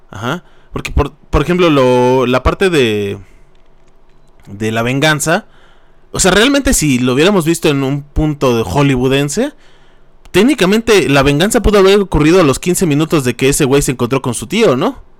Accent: State of Mexico, Mexico; nosotros que somos del Estado de México

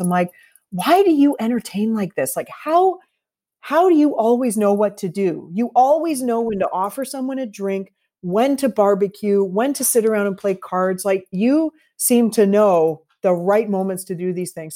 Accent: Canada; also born or lived in Toronto / Vancouver; our values as Canadians

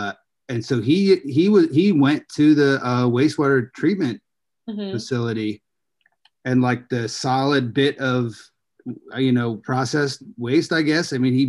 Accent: Gulfport, Mississippi, United States; I was born in Mississippi.

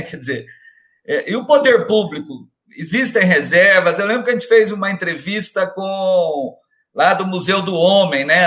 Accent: Minas Gerais, Brazil; eu como bom mineiro

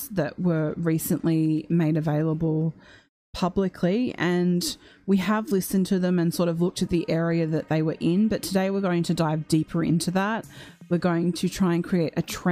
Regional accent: Australia; I am from Australia

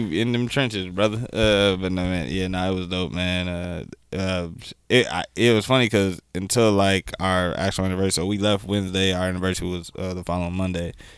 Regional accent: United States; being American from the states

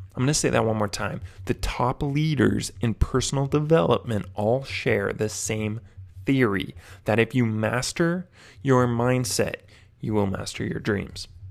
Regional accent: Whidbey Island, Washington, United States; my hometown, Whidbey Island, Washington. It's where I grew up

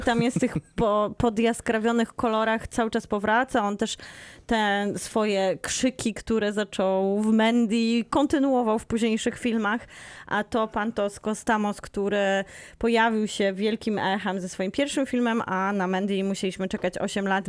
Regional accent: Bielsko-Biała, Silesian Voivodeship, Poland; urodziłam się w szpitalu w Bielsku Białej

